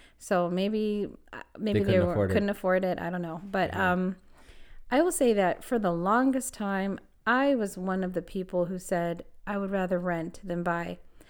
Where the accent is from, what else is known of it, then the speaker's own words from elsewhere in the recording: California, United States; And I'm from California. So, I mean, I've lived in a lot of different places.